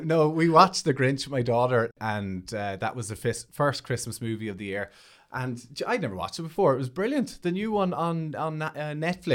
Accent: Monaghan, Ulster, Ireland; I'm from Monaghan

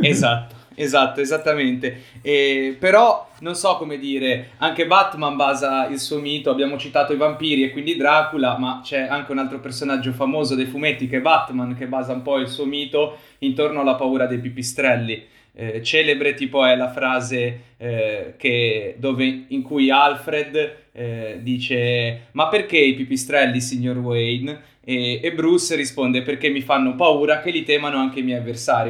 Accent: Liguria, Italy; siamo Liguri e quindi forse non l'abbiamo detto da dove veniamo, siamo tutti nella zona di Chiavari, comunque nel Levante Ligure

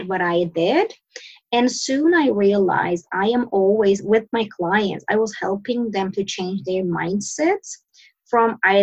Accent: Sweden; moved away as an adult; now in Turkey; I'm born and raised in Sweden. I moved to Turkey to marry my husband

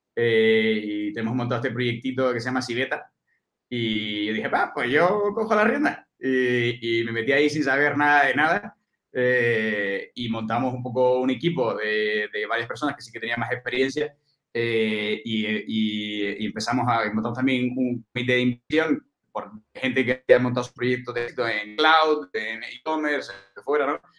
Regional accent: Canary Islands, Spain; moved away as an adult; now in Madrid, Spain; yo soy, soy canario, nacido en Canarias, me vine aquí a Madrid a estudiar

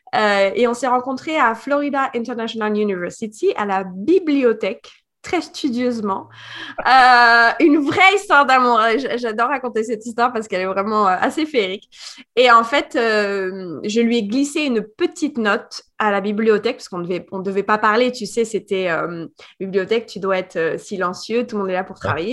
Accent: Paris suburbs, Île-de-France, France; moved away as an adult; also born or lived in Guadeloupe; now in Miami, United States; je suis française, née en France, en banlieue parisienne, à côté de Paris, à 20 km

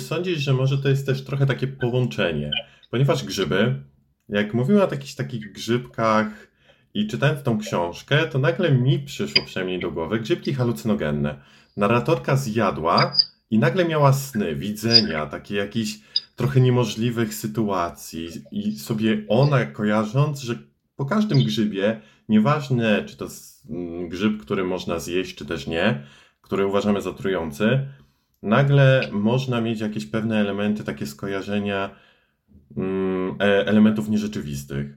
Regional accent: a village near Starachowice, Świętokrzyskie Voivodeship, Poland; W sumie pochodzę ze wsi, ale najbliższe moje miasto to jest Starachowice

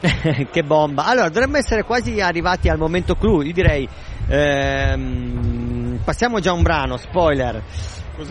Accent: Bra, Piedmont, Italy; moved away; also born or lived in England / United States; Da Bra

